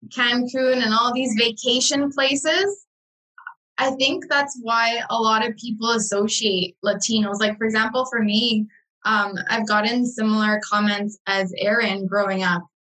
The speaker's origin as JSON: {"language": "English", "country": "Guatemala", "moved": "yes", "lives_now": "Canada", "said": "when I say I'm from Guatemala"}